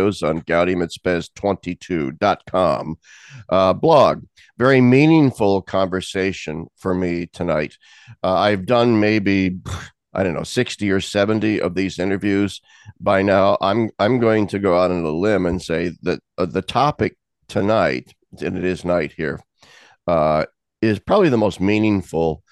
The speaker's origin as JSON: {"language": "English", "town": "Lincoln", "region": "Nebraska", "country": "United States", "tie": "born or raised there", "said": "I grew up in Lincoln, Nebraska"}